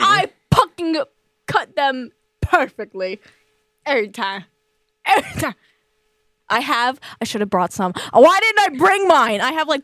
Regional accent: New York, United States; moved away; when you're from New York

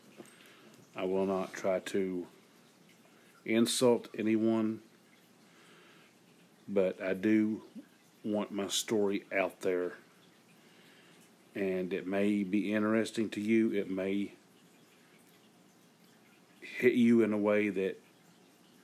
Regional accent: Eastern Kentucky, United States; I'm from Eastern Kentucky, the rural area.

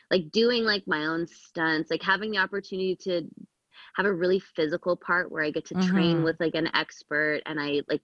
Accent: Canada

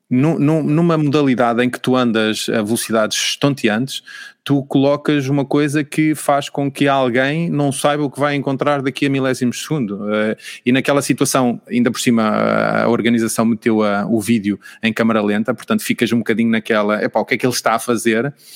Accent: Portugal; irrita-me como português

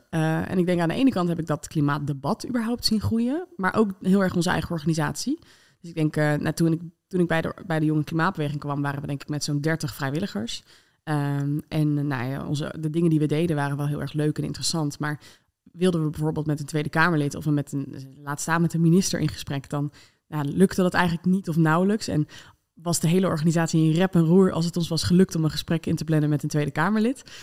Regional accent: Netherlands; Eh, maar voor mij als, als Nederlander dus kwam dat heel hard binnen.

